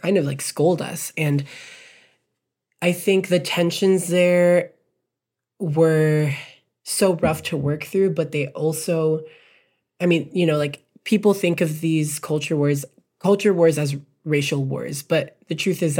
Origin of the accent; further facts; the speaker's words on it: Texas, United States; also born or lived in Birmingham, Alabama; my community has taught me so much just growing up in Texas